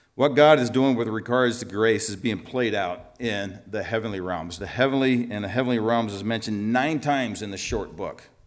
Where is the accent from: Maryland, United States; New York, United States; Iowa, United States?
Iowa, United States; Eldridge; moved away as an adult; also born or lived in Slovenia; now in La Crosse, United States; I grew up in Eldridge